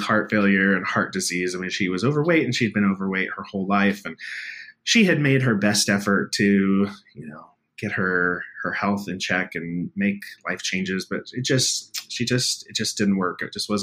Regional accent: Missouri, United States; I grew up in Missouri on a pig farm

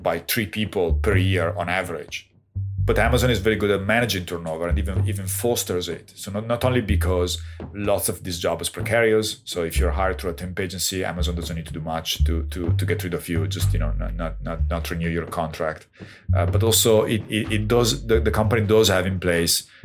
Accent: Castel San Giovanni, Emilia-Romagna, Italy; now in Toronto, Canada; a little town in the province of Piacenza, my hometown.

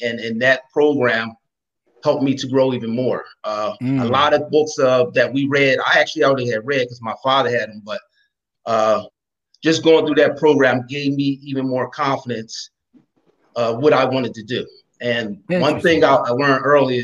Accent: Chester, Pennsylvania, United States; moved away as an adult; now in Philadelphia, United States; I'm originally from Chester, Pennsylvania. I've come to Philadelphia via Temple University, played football. So growing up in Chester

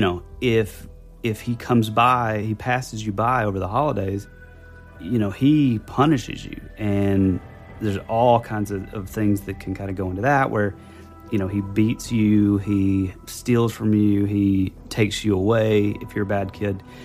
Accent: the South, United States; we're from the South

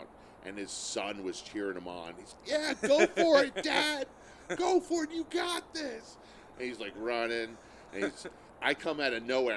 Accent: Holbrook, New York, United States; I grew up in Holbrook.

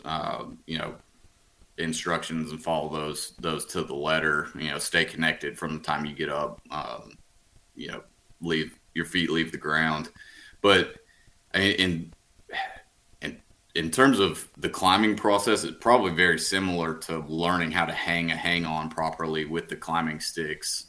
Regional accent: Huntsville, Alabama, United States; now in Birmingham, United States; I'm from from Huntsville, right around there

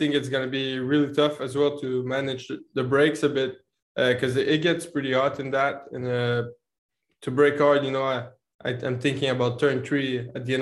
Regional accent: Canada; now in Montreal, Canada; being Canadian and living in Montreal with some snow there

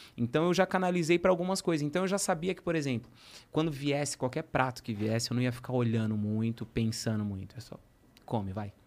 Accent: São Paulo, Brazil; eu sou de Guianazes

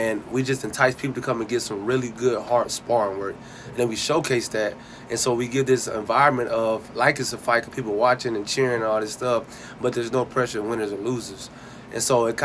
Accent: Fort Worth, Texas, United States; moved away as an adult; now in Fayetteville, United States; I'm from Fort Worth, Texas, originally born and raised, and I started boxing there

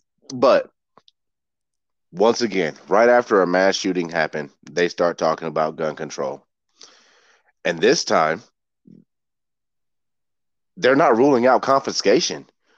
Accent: Georgia, United States; I'm originally from Georgia. I was born in Georgia. And my dad still lives down there.

